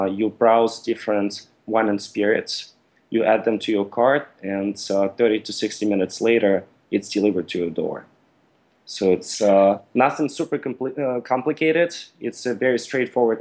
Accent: Russia; also born or lived in Mississippi, United States; now in United States; originally, I'm from Russia, and I came to the U.S. in 2005 for school.

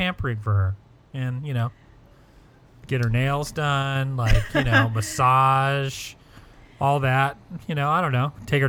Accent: Anaheim, California, United States; when I was a kid growing up in Anaheim

